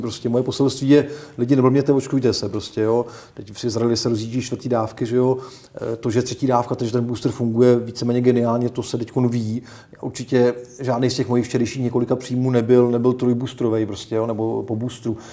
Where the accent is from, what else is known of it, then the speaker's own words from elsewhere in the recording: Czechia; my jako Češi